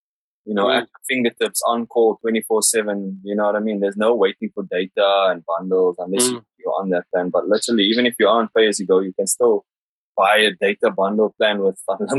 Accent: Johannesburg, Gauteng, South Africa; now in London, United Kingdom

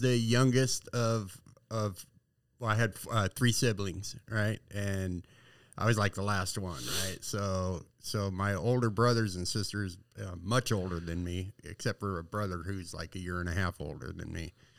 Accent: San Diego, California, United States; I was born and raised in San Diego

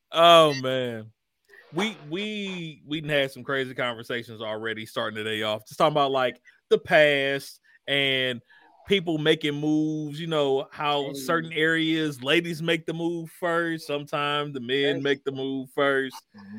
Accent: Midwest, United States; I'm from the Midwest.

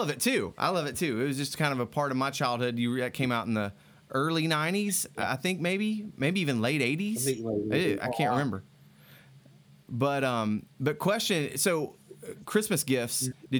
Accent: Tampa, Florida, United States; I grew up in Tampa

